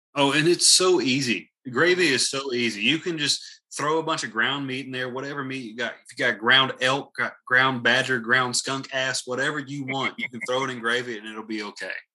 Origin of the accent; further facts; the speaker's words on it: the South, United States; I'm from the South